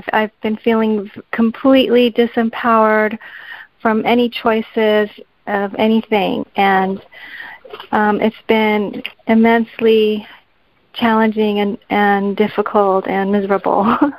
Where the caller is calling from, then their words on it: California, United States; I'm calling from California.